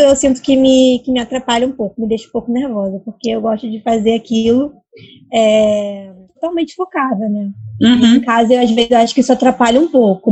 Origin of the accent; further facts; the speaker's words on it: Rio de Janeiro, Brazil; eu sou do Rio, mas eu não moro perto do centro